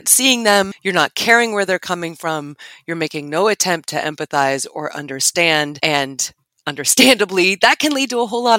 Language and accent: English; United States; we as an American society